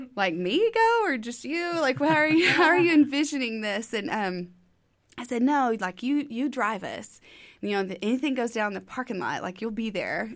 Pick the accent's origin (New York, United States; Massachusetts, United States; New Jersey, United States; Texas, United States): Texas, United States; Tyler; moved away as an adult; now in Waco, United States; Originally, I'm from Tyler, Texas, about two and a half hours east on thirty-one